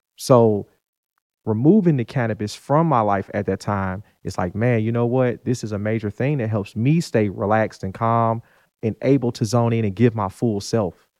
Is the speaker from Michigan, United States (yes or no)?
yes; Detroit, Michigan, United States; moved away as an adult; now in Ruston, United States; I'm originally from Detroit, Michigan, born and raised. So grew up there.